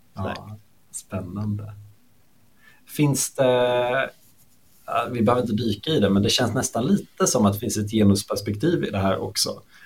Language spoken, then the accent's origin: Swedish; Småland, Sweden; jag är smålänning